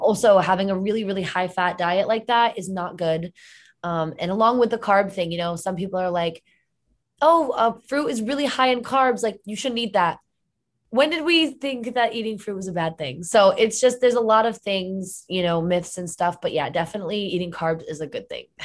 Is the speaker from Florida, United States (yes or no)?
no; Connecticut, United States; moved away; I'm originally from Connecticut